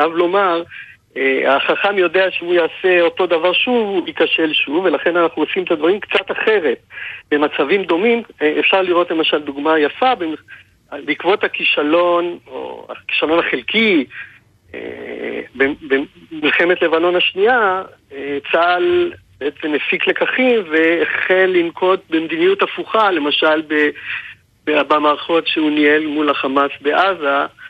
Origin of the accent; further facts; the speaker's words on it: Israel; כולנו כישראלים שחיינו אז